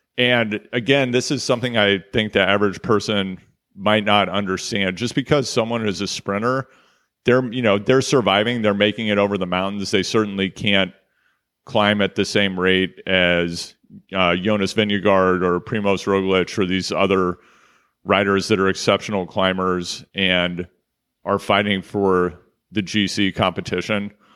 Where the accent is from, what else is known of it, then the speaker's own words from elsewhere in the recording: Kansas City, Missouri, United States; I'm from Kansas City. That's Kansas City, Missouri